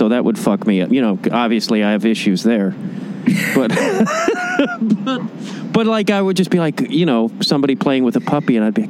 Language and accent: English; Chicago, Illinois, United States; also born or lived in New York; I lived in New York a little bit, and I'm from Chicago